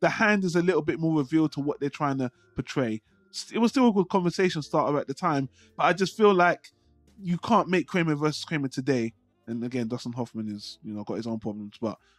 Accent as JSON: {"language": "English", "country": "United Kingdom", "said": "I'm British and we have different systems here"}